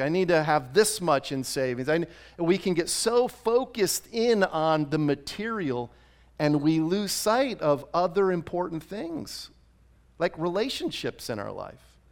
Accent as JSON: {"language": "English", "region": "Rhode Island", "country": "United States", "tie": "born or raised there", "moved": "yes", "lives_now": "Arizona, United States", "said": "I grew up in Rhode Island."}